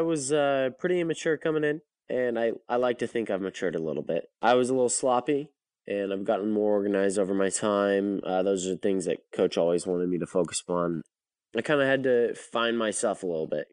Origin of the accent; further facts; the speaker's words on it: Chico, California, United States; moved away as an adult; now in Atlanta, United States; I'm from Northern California